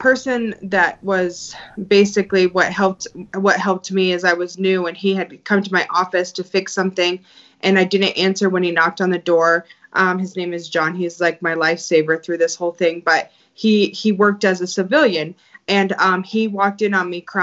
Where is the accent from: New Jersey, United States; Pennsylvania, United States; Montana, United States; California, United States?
Montana, United States; I grew up in Montana